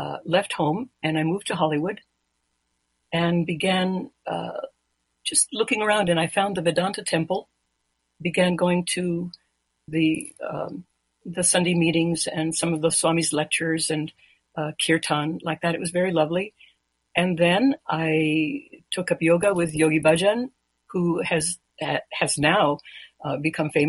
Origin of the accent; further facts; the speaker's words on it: Mexico; now in United States; I was born in Mexico. I'm a naturalized American citizen